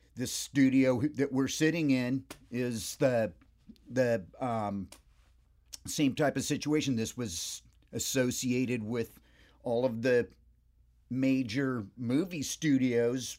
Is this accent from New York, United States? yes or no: no; Hermosa Beach, California, United States; I, uh, spent about eighteen years in Hermosa Beach. Hermosa Beach, Redondo Beach, the South Bay, the, the three beaches there.